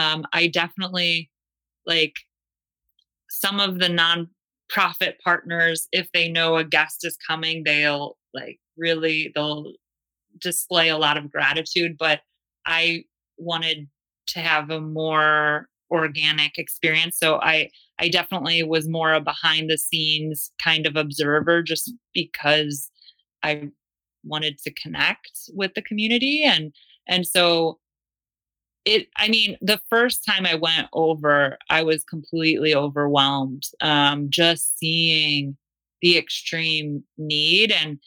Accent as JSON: {"language": "English", "region": "Great Lakes", "country": "United States", "tie": "born or raised there", "said": "And I'm born and raised on the Great Lakes, so water was something I always took for granted."}